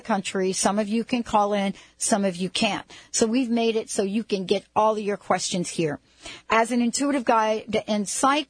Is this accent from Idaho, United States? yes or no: no; New York, United States; I grew up in New York